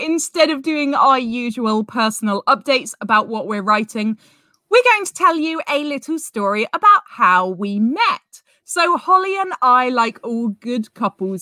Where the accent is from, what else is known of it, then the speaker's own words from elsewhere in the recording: United Kingdom; We're both British.